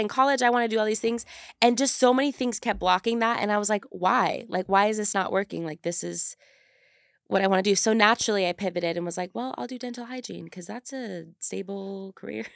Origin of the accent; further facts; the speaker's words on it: California, United States; moved away as an adult; now in Utah, United States; growing up in California, moving to Utah 'cause I thought I wanted to be a dental hygienist